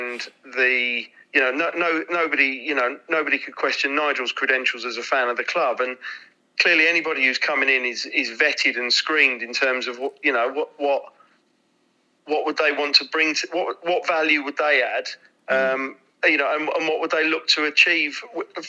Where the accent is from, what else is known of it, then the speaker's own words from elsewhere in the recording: London, United Kingdom; we're all from East London